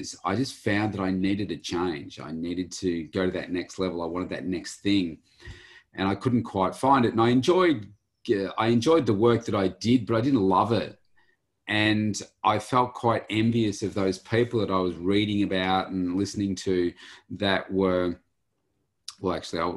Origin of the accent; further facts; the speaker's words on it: Bendigo, Victoria, Australia; moved away as an adult; also born or lived in Melbourne; I come from a place called Bendigo in central Victoria and lived most of my life there